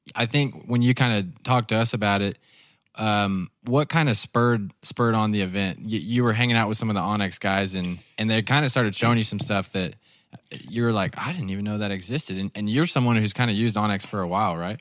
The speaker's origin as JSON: {"language": "English", "region": "the Ozarks", "country": "United States", "tie": "born or raised there", "said": "I grew up in the Ozarks"}